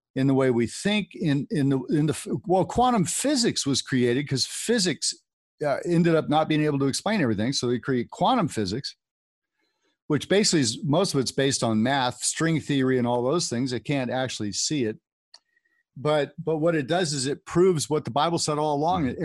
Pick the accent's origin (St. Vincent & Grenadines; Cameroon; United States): United States; California; I grew up in California